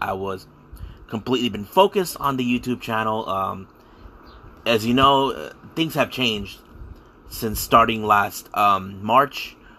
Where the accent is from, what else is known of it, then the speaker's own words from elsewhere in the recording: San Diego, California, United States; I'm from San Diego, California.